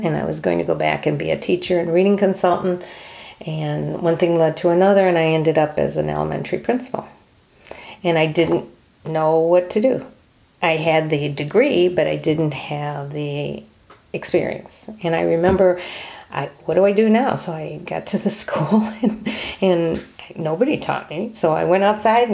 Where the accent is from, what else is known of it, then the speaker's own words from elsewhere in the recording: New Jersey, United States; I was born in New Jersey